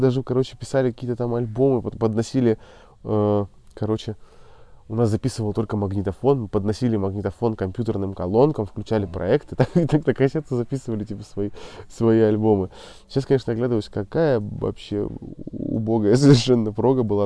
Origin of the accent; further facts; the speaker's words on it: Murmansk, Murmansk Oblast, Russia; я, кстати, из Мурманска